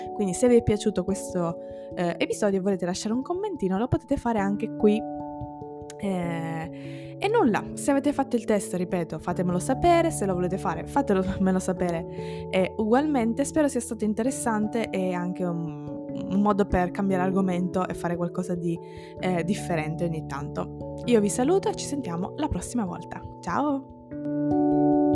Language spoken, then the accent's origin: Italian; Ragusa, Sicily, Italy; io sono italiana, sono siciliana